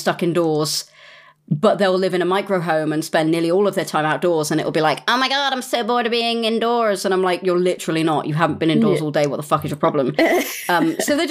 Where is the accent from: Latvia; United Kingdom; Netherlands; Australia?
United Kingdom; England; I grew up in old England. We don't have much snow